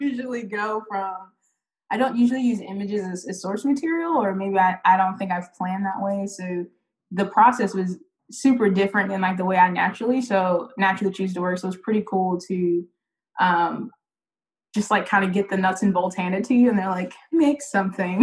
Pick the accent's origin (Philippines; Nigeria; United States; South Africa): United States; Charlotte, North Carolina; I grew up in Charlotte, east side of Charlotte